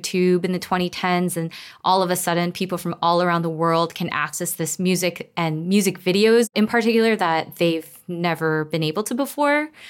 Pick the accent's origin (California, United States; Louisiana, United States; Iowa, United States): California, United States; Los Angeles; I grew up in Koreatown in Los Angeles